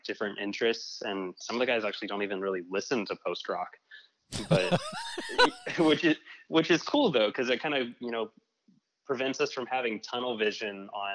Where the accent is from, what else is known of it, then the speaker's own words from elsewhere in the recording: Dallas, Texas, United States; now in Austin, United States; I'm from Dallas